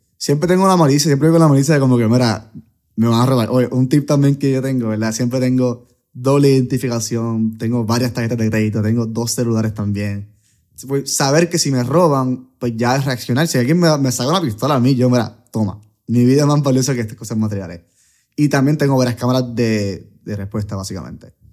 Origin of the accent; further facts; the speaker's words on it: Puerto Rico; soy de Puerto Rico